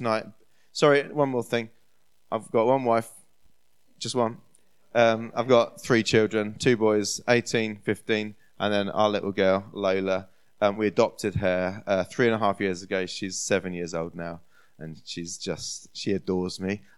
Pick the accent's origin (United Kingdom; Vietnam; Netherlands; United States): United Kingdom; New Forest, Hampshire, South East England; now in Portsmouth, United Kingdom; So I grew up in the New Forest area, which is to the west of Southampton. Lovely bit of the countryside there in the New Forest in Hampshire. And moved to Portsmouth when I was 21.